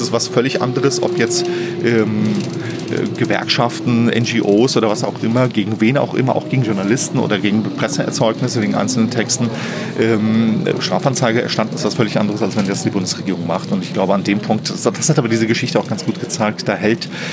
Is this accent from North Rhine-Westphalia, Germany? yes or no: no; Flörsheim am Main, Hesse, Germany; moved away as an adult; now in Berlin, Germany; in meiner Heimatstadt